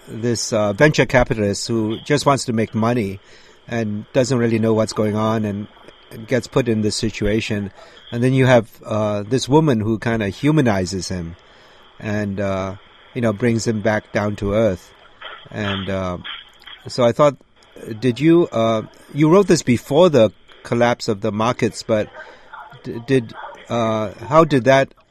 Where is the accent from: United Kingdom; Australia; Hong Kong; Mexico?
Hong Kong; I'm from Hong Kong